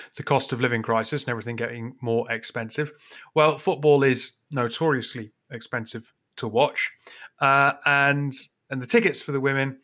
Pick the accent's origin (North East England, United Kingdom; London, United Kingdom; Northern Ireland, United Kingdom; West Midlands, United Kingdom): North East England, United Kingdom; Newcastle upon Tyne; I'm from Newcastle. I'm partisan Geordie